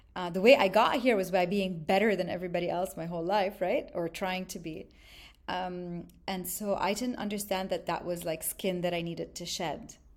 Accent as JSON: {"language": "English", "country": "Lebanon", "tie": "born or raised there", "also_born_or_lived": "Montreal, Canada", "moved": "yes", "lives_now": "Dubai, United Arab Emirates", "said": "I grew up, um, mostly in Lebanon, but also part of my childhood on and off, back and forth to Montreal."}